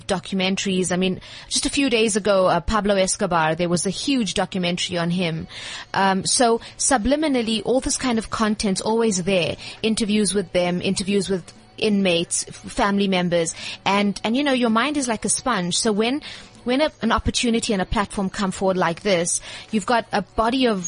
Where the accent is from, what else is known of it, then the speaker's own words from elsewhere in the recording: South Africa; myself, as a South African